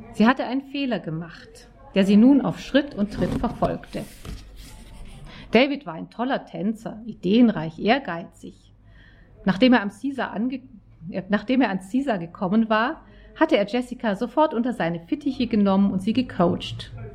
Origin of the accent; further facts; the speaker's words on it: Auenwald, Baden-Württemberg, Germany; Ich komme aus Auenwald in der Nähe von Stuttgart ganz idyllischer Ort.